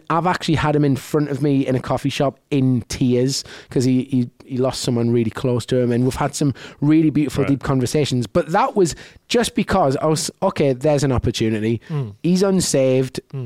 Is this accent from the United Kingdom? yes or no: yes; United Kingdom; moved away; I'm from in the UK